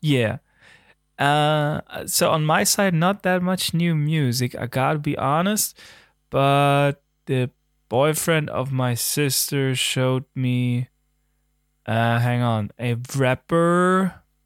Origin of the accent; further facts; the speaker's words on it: Germany; accent: German; English is a second language; there's my German again